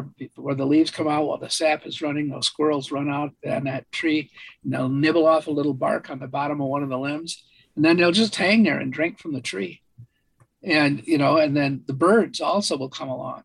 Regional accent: Michigan, United States; When I was a kid, I grew up in Michigan.

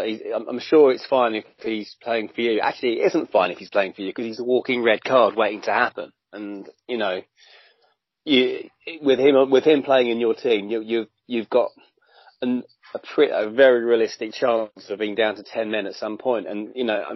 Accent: Brighton, South East England, United Kingdom; I'm from Brighton, lived here all my life.

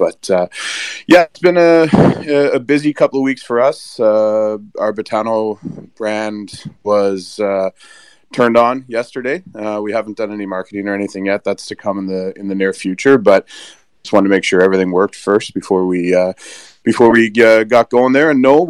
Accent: Canada; why as a Canadian would we be interested in going to Las Vegas for a conference?

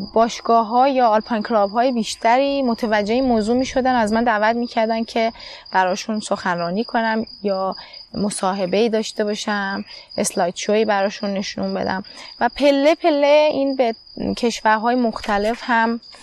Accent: Iran; moved away as an adult; also born or lived in United Arab Emirates / Turkey; من در ایران به دنیا آمدم

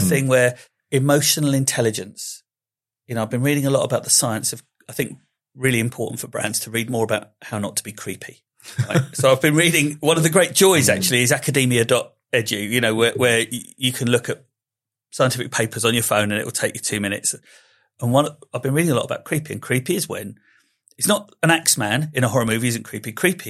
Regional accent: Slough, South East England, United Kingdom; I mean, I am from Slough. I was born there. I'm fine.

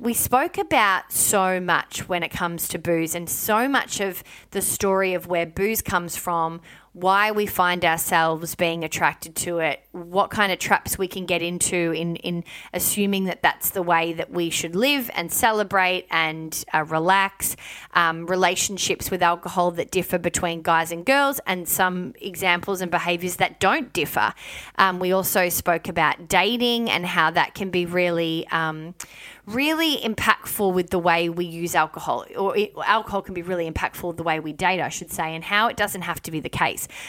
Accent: Melbourne, Victoria, Australia; moved away; my upbringing and my life growing up in Melbourne, Victoria

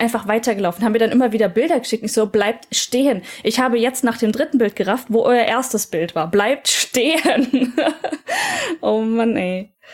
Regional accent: Germany; now in Japan

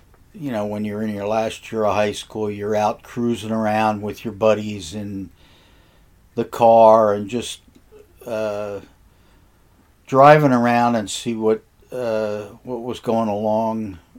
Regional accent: Phillipsburg, New Jersey, United States; I grew up in a small town in New Jersey. It was mostly, the town itself was just a small town along the Delaware River.

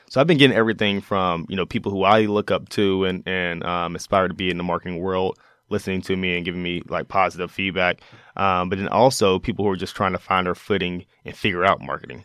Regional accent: Mississippi, United States; growing up in Mississippi

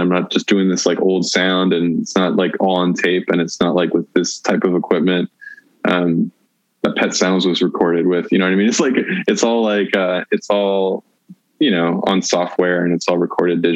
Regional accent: United States; I grew up in the United States

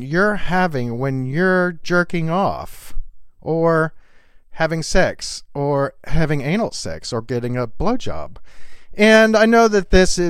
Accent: the South, United States; I grew up in the South, and in the South, back when I was a kid

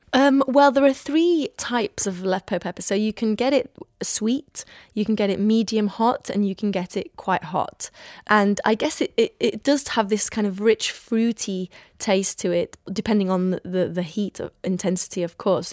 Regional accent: Iraq; moved away; what I grew up with in Iraq

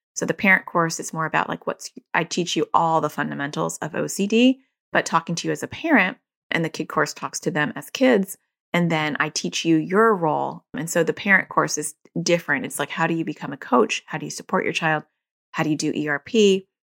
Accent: New York, United States; accent: New Jersey; moved away; also born or lived in New Jersey; I was born in New York

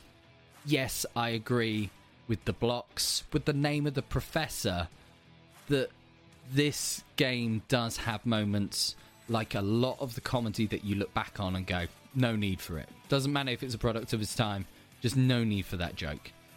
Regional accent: England, United Kingdom; I'm from a city that used to be the capital of England, so we get a lot of tourists

